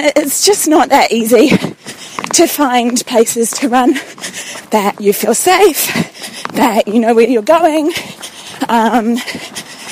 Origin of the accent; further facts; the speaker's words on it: New Zealand; also born or lived in London; I'm a New Zealander, and I moved back to New Zealand in December last year, having lived in London for 3 years